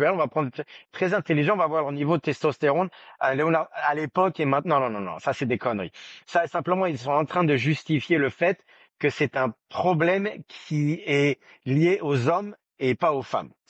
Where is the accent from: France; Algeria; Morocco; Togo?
France; Je suis né en France, j'ai grandi en France.